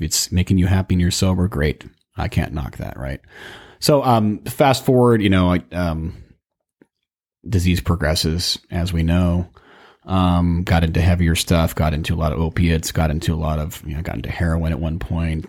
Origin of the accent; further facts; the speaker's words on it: Burbank, California, United States; I was raised in Burbank, California, and, you know, grew up in the suburbia